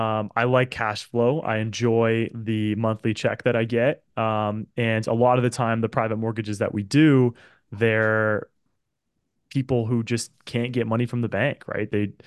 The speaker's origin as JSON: {"language": "English", "town": "Oakville", "region": "Ontario", "country": "Canada", "tie": "born or raised there", "said": "that's my hometown."}